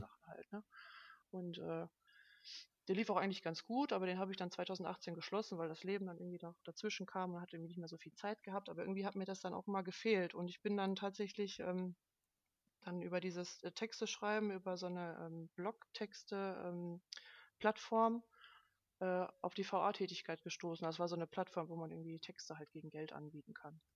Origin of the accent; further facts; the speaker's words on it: Duisburg, North Rhine-Westphalia, Germany; Ich komme aus Duisburg, äh, wohne da mit meiner besseren Hälfte